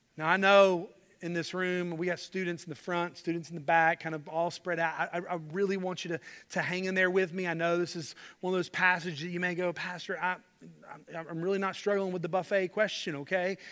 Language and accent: English; Charlotte, North Carolina, United States; I grew up in Charlotte, loved my home church